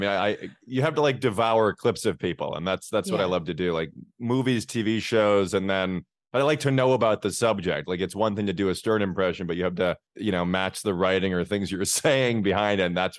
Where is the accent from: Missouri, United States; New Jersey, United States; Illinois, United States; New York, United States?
Illinois, United States; Chicago; I'm from Chicago, though. Yeah, I grew up in Lincoln Park in the city. My dad, they grew up in the suburbs. I grew up on the north side of Chicago.